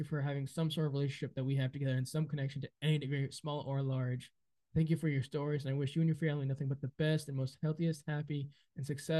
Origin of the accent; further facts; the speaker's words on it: Rhode Island, United States; growing up in Rhode Island, it's not like a city such as New York City or LA or now Austin, where celebrities are going to, or maybe even Miami, where you can walk around town and you can randomly see celebrities every day.